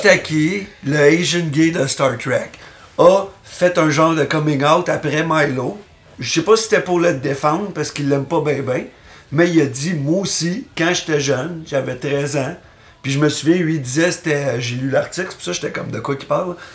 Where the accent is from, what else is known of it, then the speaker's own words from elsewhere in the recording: Terrebonne, Quebec, Canada; now in Montreal, Canada; j'ai grandi à Terrebonne